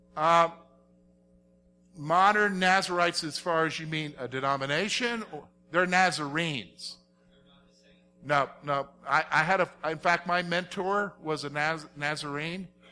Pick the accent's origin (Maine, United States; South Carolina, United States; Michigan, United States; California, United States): South Carolina, United States; I'm from South Carolina